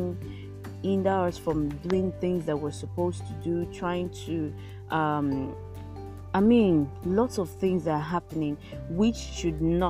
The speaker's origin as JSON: {"language": "English", "country": "Nigeria", "tie": "born or raised there", "said": "As a Nigerian child, growing up"}